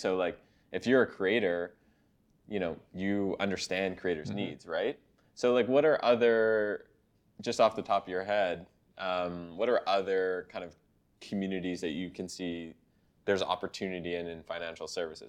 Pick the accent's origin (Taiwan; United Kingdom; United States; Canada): Canada; I'm Canadian